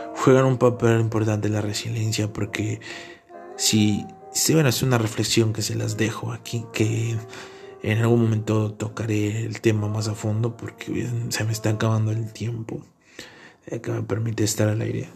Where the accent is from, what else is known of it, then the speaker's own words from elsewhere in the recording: Tlaxcala, Mexico; also born or lived in Tepetitla; soy del estado de Tlaxcala y resido en un pueblito